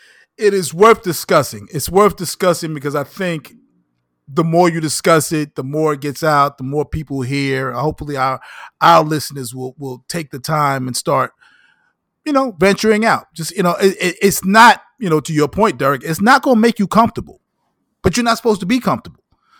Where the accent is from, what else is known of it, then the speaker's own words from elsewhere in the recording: United States; I'm a Black American. Damn, I ain't African American no more. I'm Black American.